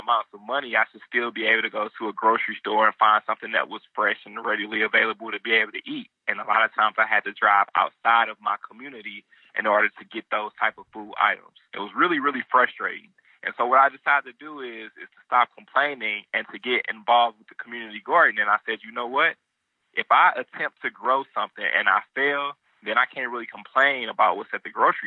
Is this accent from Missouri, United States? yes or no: yes; St. Louis, Missouri, United States; now in Nashville, United States; in my neighborhood growing up in St. Louis, it was definitely limited access to anything that was fresh, healthy, and affordable